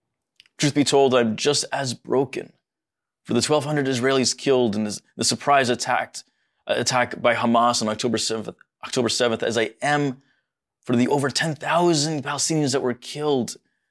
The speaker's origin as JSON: {"language": "English", "country": "United States", "tie": "born there", "said": "As a Middle Easterner, my heart is deeply concerned for all the parties involved. And while I was born here in the States, my parents and everyone before was born in Egypt."}